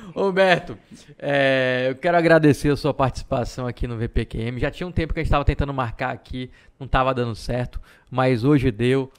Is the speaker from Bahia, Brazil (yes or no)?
yes; Salvador, Bahia, Brazil; moved away as an adult; also born or lived in Feira de Santana; eu sou de Salvador, vim morar em feira com 19 anos mais ou menos.